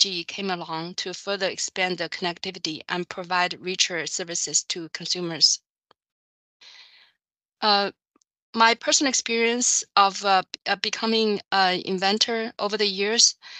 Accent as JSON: {"language": "English", "country": "China", "tie": "born or raised there", "also_born_or_lived": "United States", "moved": "as an adult", "lives_now": "Chicago, United States", "said": "I grew up in China"}